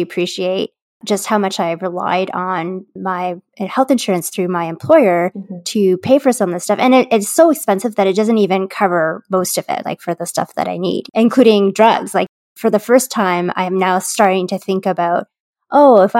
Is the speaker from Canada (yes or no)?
yes; Canada; as a Canadian